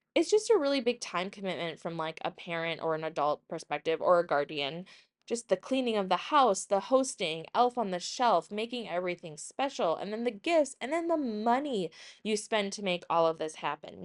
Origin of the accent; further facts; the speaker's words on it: Woodbury, United States; growing up in Woodbury, a richer suburb